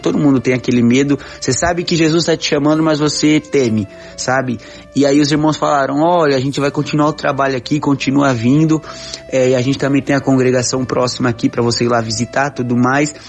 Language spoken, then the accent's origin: Portuguese; Brazil; Nunca saí do Brasil